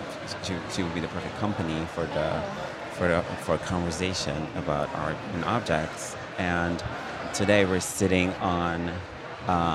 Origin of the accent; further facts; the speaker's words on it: Turkey; now in New York, United States; me being Turkish